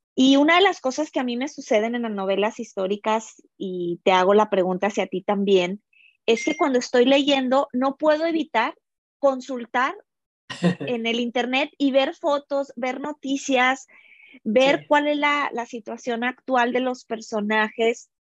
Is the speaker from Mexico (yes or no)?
yes; Mexico; now in United States; yo estoy ahorita dentro de la cultura americana, siendo mexicana